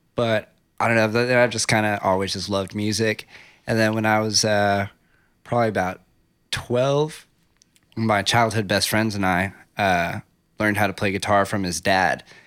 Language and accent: English; Ruidoso, New Mexico, United States; moved away as an adult; also born or lived in Las Cruces, New Mexico / New York City; moved and grew up in Riadoso, New Mexico